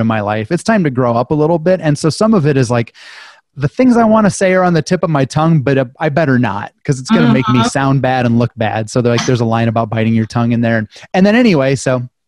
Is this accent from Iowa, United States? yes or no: yes; Fort Dodge, Iowa, United States; moved away as an adult; also born or lived in Waterloo; I'm from Fort Dodge